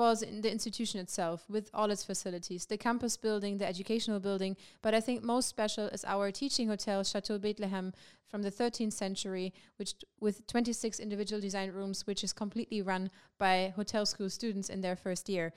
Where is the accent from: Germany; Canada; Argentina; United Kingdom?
Germany; moved away as an adult; now in Maastricht, Netherlands; I'm from Germany